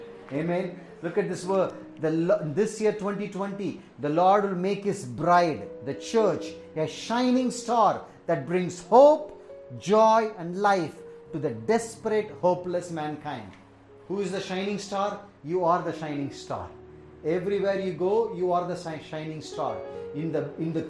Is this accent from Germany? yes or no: no; India; also born or lived in Tamil Nadu; I am an Indian